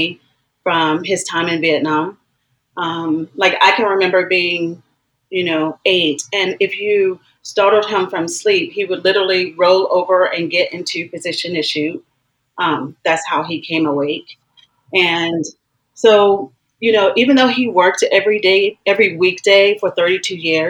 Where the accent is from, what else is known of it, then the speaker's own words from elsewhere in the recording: rural North Carolina town, United States; moved away; also born or lived in Washington, D.C.; I was born in Washington, D.C., but I actually grew up in, like, from a little girl, as early as five, my earliest remembrance of being in this place, in a deeply segregated, rural North Carolina town